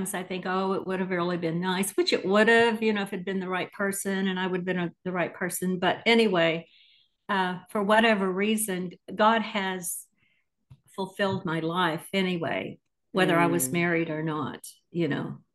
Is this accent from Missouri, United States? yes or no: yes; Missouri, United States; also born or lived in Atlanta / Indiana; now in Tulsa, United States; I'm originally from Missouri